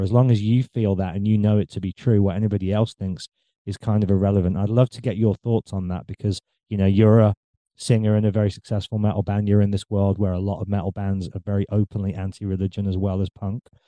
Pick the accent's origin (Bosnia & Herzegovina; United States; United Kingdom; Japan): United Kingdom; England; growing up in England, we're a very cynical nation